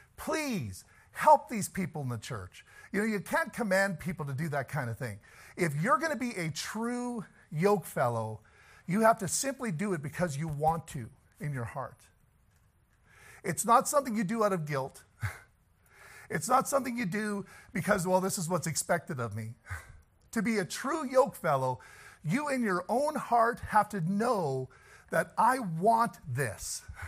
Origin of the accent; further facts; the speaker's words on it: the South, United States; I'm from the South.